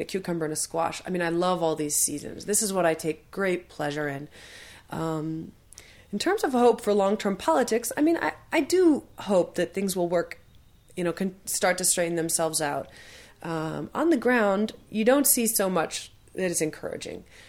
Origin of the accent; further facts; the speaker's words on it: United States; I, as an American